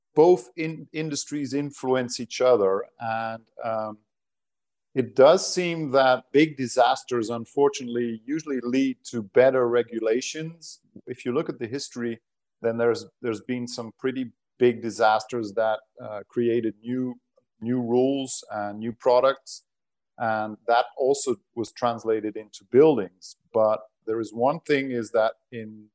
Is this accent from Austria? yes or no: no; Portugal; first language Portuguese and Dutch; English is a second language; moved away; also born or lived in Netherlands; Been in the Netherlands, but growing up in Portugal. At the seaside